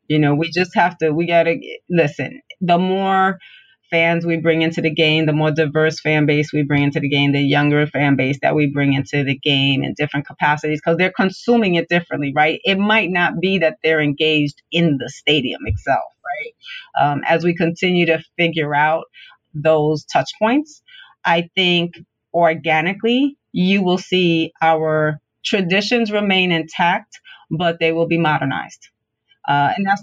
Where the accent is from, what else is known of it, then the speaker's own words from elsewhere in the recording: New York City, New York, United States; I'm born and raised in Brooklyn.